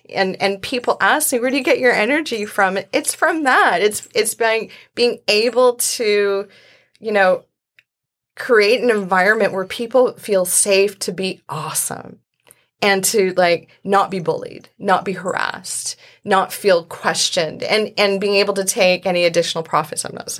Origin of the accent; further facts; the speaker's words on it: Indonesia; born there; I was born in Indonesia. I was adopted as a baby.